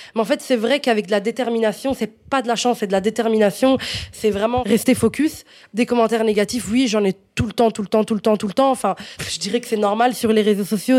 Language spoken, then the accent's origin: French; Italy; French is a second language; moved away as an adult; also born or lived in Morocco (ancestry); now in Belgium; j'ai déménagé d'Italie, donc j'ai grandi en Italie, en fait, jusqu'à mes 18 ans